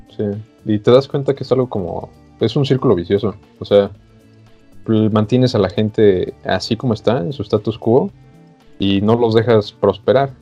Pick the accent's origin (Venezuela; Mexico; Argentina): Mexico; nosotros como mexicanos